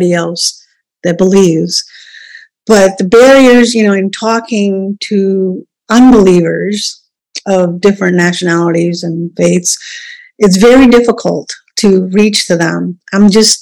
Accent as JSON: {"language": "English", "country": "India", "tie": "born or raised there", "moved": "yes", "lives_now": "United States", "said": "I wasn't born here. I was born in India."}